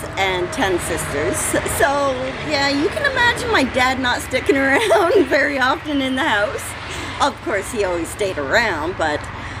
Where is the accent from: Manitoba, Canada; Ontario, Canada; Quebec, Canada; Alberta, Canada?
Ontario, Canada; Ingersoll; I'm from Ingersoll, Ontario, Canada.